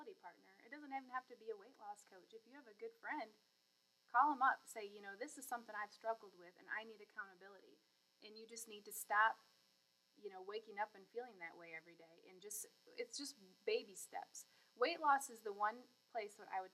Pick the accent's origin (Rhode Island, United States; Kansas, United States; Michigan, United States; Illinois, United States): Michigan, United States; moved away; I'm actually from Michigan, so I love to go home and see my family